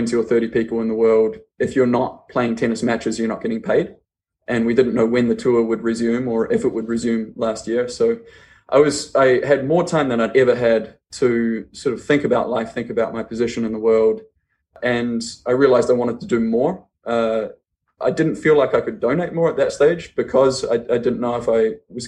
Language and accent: English; New Zealand; I'm from New Zealand. I grew up actually on a farm in the middle of nowhere in New Zealand